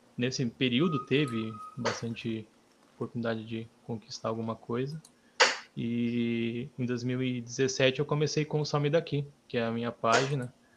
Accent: Cananéia, São Paulo, Brazil; now in Santo André, Brazil; quando vim morar para Santo André, que eu não sou natural daqui, sou de Cananéia.

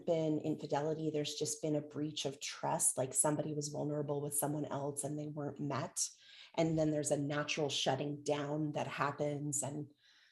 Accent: Canada; now in United States; I'm Canadian by birth

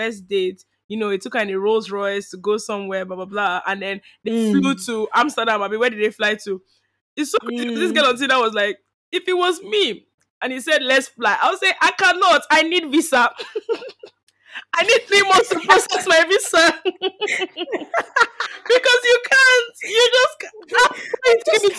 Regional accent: Nigeria; moved away; growing up in Nige and schooling in Nige

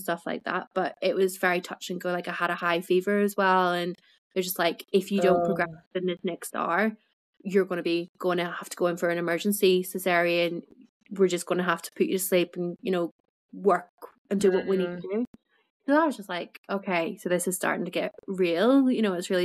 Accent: Belfast, Northern Ireland, United Kingdom; now in Yorkshire, United Kingdom

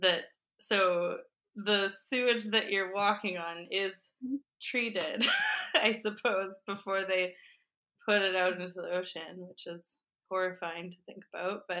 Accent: Canada; as a Canadian hockey player / wannabe musician

